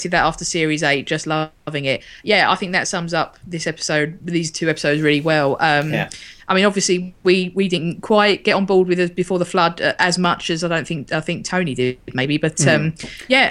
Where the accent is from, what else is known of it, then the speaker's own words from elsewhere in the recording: United Kingdom; British people and our mentality